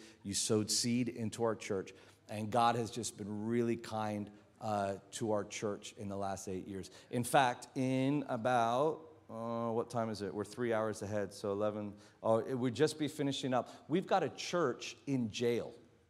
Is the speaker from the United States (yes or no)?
no; Australia; accent: American; also born or lived in New Zealand; now in Philippines; So that's why I have an American accent, but I promise you I'm Australian. My dad's from Newcastle.